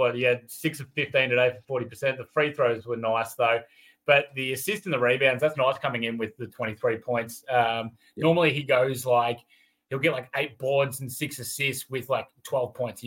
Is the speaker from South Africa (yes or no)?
no; Australia; We're Aussie